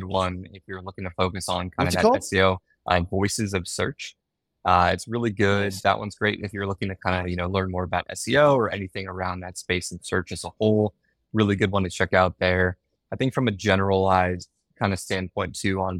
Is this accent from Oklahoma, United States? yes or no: no; San Francisco Bay Area, California, United States; I grew up in the San Francisco Bay Area